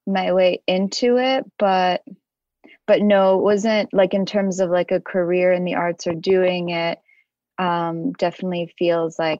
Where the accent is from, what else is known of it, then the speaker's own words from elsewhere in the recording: New York City, New York, United States; I grew up in Bensonhurst in Brooklyn